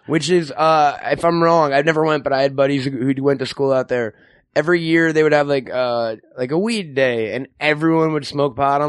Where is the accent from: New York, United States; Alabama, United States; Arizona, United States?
New York, United States; moved away as an adult; also born or lived in Manhattan; now in California, United States; I'm from New York originally. I lived in Manhattan for a while.